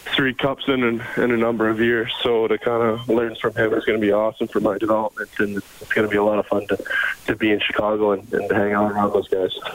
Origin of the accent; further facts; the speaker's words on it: Canada; growing up as a Canadian kid